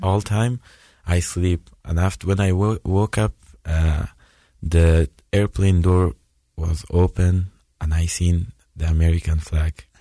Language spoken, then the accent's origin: English; Afghanistan; English is a second language; moved away as an adult; now in United States